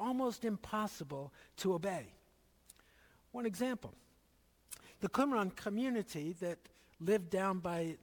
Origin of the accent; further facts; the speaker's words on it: Philadelphia, Pennsylvania, United States; When I was growing up in Philadelphia